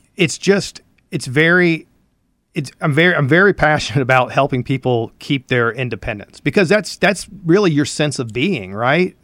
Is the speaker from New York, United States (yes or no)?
no; Elizabeth City, North Carolina, United States; I'm from Elizabeth City